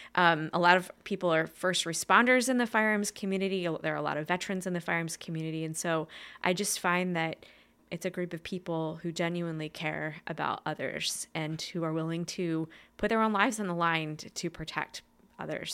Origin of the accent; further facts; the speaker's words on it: Main Line area near Philadelphia, Pennsylvania, United States; I was born in Pennsylvania, kind of like in the, um, mainline area towards Philadelphia